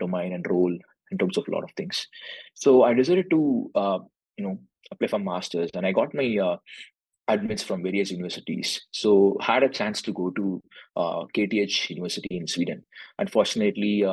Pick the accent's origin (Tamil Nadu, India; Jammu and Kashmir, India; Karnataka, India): Tamil Nadu, India; Chennai; moved away as an adult; also born or lived in Tanjore, India; now in Dallas, United States; I'm coming from southern part of India. So I'm coming from Tamil Nadu, so basically in Chennai.